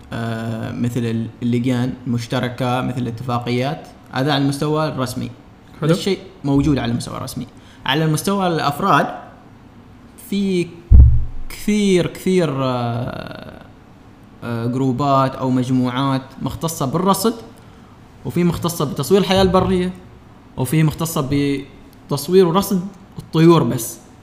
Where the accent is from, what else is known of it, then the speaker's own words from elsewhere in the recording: Oman; وإحنا كعمانيين